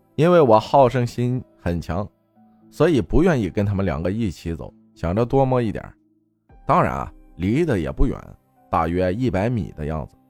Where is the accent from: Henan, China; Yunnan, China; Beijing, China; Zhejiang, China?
Henan, China; Luyi; 我老家河南周口路一线